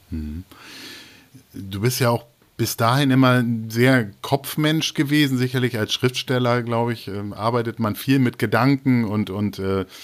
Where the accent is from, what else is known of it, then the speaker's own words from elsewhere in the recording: East Germany, Germany; Naja, ich komme ja aus, aus dem Osten Deutschlands, also und nicht nur aus dem Osten Deutschlands, sondern ich komme auch aus, aus